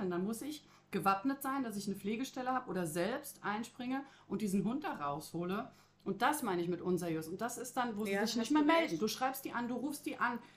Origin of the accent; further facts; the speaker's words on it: Croatia; Ich würde am liebsten auch gerne ins Ausland, ich komme aus Kroatien, da brauchst ganz dringend eine Aufklärung